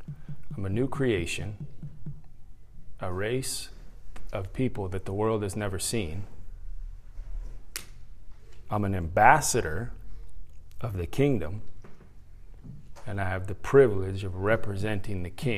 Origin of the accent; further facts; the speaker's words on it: San Diego, California, United States; now in Carrollton, United States; I came from San Diego to Carrollton to speak at a youth conference